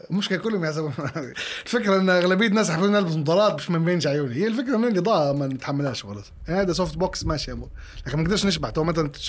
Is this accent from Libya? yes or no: yes; Libya